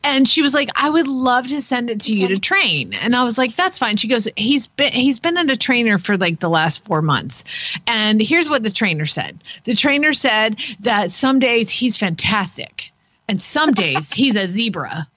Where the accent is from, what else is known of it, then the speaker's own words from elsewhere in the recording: Atlanta, Georgia, United States; moved away; I grew up in Atlanta where there was Willie B